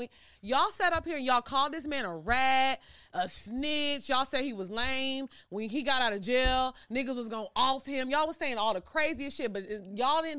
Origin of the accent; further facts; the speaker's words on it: Orange, Texas, United States; moved away as an adult; also born or lived in Houston, Texas; I actually grew up in a small town called Orange. It's like on the border of Louisiana. So I lived there until I graduated high school. Then I moved to Houston.